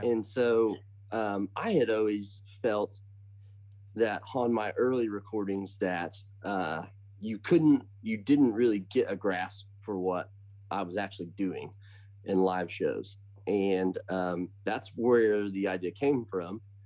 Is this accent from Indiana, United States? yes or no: yes; Bloomington, Indiana, United States; I am from Indiana. So a town called Bloomington, born and raised